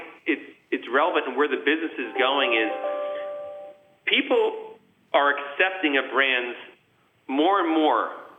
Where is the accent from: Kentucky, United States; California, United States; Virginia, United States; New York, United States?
New York, United States; you try to be as humble as possible, as humble as a New Yorker could be at the time.